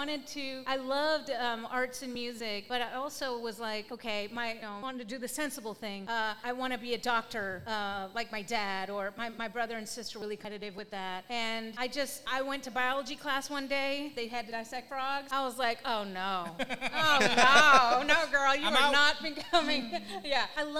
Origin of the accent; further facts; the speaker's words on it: New Albany, Indiana, United States; moved away; I grew up in a small town, actually similar to this. New Albany, Indiana.